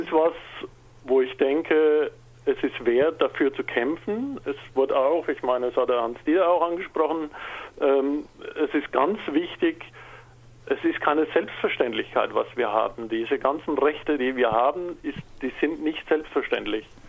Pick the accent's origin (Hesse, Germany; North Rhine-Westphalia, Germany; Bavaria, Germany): Bavaria, Germany; Franconia; Man hört es vielleicht, ich bin Migrationshintergrund, ich bin Franke